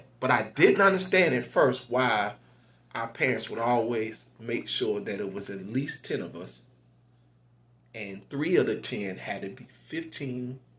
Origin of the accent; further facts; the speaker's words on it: Goldsboro, North Carolina, United States; So the first time I realized I was black was growing up in Goldsboro, North Carolina.